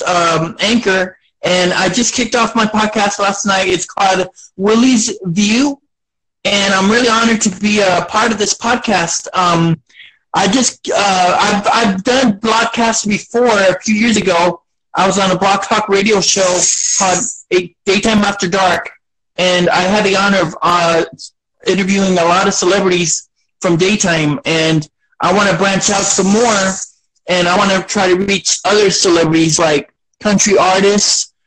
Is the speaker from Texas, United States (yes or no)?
yes; Beeville, Texas, United States; I was born here. I was born here in South Texas and in Beeville, Texas. And it's my home little, you know, my home little town